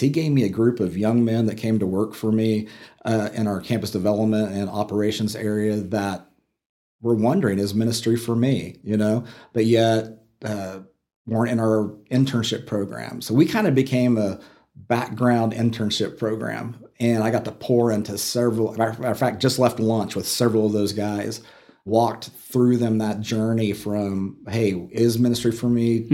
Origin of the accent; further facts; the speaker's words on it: Oklahoma City, Oklahoma, United States; also born or lived in Atlanta, Georgia / Dallas, Texas; now in Amarillo, United States; I grew up in Oklahoma City.